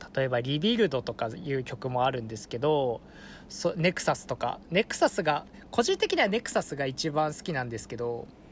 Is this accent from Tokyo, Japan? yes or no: no; Fukushima, Japan; born or raised there